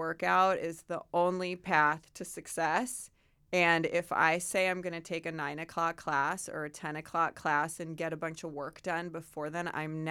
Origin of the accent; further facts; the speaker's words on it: Santa Barbara, California, United States; born there; And then ended up in Santa Barbara, and that's where I was born.